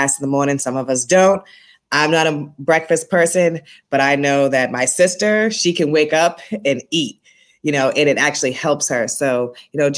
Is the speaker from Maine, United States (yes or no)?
no; Boston, Massachusetts, United States; now in Brooklyn, United States; I'm born and raised in Boston, Massachusetts. I have a little bit of an accent, so you'll hear that if I say certain words with an R in it